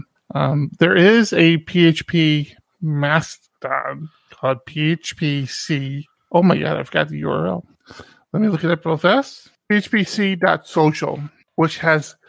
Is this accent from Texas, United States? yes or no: no; Washington, District of Columbia, United States; D.C., where I'm from